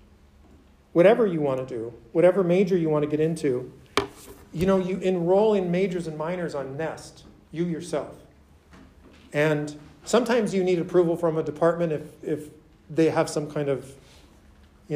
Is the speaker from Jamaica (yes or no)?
no; Minneapolis, Minnesota, United States; moved away; I didn't grow up in rural Minnesota. I grew up in Minneapolis, which is like a big city of the Midwest